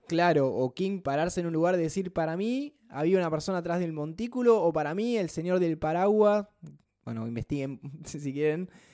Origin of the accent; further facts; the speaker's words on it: Buenos Aires, Argentina; somos bastante porteños